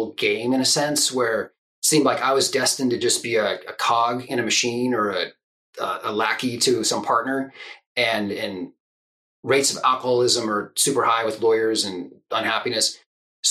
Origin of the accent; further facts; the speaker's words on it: Silicon Valley, Northern California, United States; moved away as an adult; also born or lived in Japan / Hungary; now in Oregon, United States; I grew up in Northern California in Silicon Valley